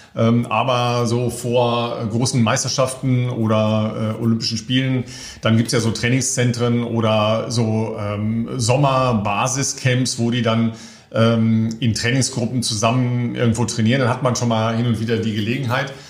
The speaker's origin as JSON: {"language": "German", "country": "Germany", "said": "als Deutsche"}